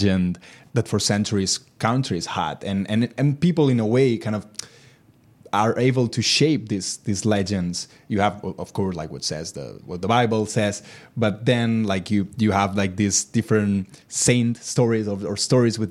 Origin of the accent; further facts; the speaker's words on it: Moià, Catalonia, Spain; my hometown, from Moya in central Catalonia